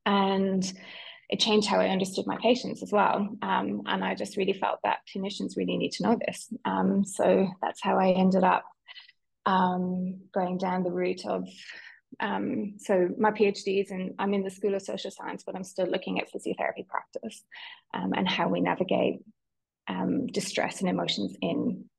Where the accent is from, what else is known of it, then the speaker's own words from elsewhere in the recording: Ireland; accent: Irish; also born or lived in London; So you might know from my accent, although my family would argue that I don't sound Irish anymore, but I'm Irish. So I grew up in Ireland